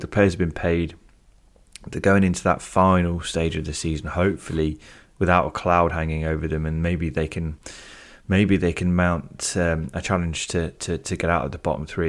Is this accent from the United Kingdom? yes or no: yes; United Kingdom; being British, I'd pronounce it Nagel.